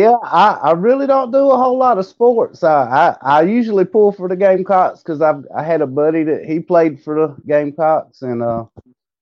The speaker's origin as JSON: {"language": "English", "town": "Rock Hill", "region": "South Carolina", "country": "United States", "also_born_or_lived": "La Mesa, San Diego, California", "said": "I'm from Rock Hill, South Carolina. Was born in San Diego, La Mesa, San Diego"}